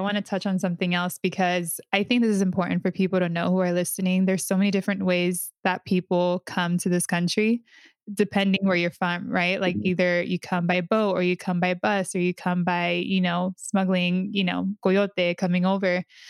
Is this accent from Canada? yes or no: no; Honduras; and I was like, oh, I'm from Honduras, right?